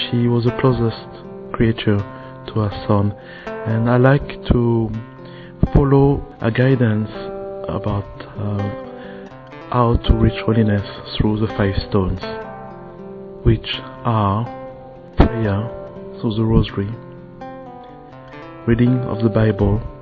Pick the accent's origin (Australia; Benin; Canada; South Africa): Benin; also born or lived in France; I'm originally from France and Benin, West Africa.